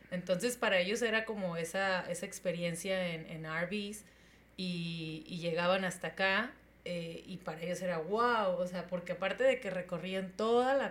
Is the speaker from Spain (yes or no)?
no; Tijuana, Baja California, Mexico; yo que vengo de Tijuana, esta ciudad que todo tiene